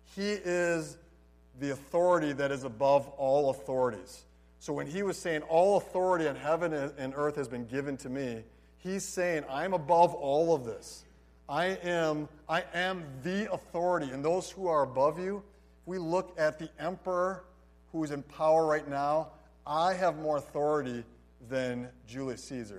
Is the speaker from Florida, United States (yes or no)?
no; Holland, Michigan, United States; moved away as an adult; also born or lived in Philippines; I grew up in Holland, Michigan.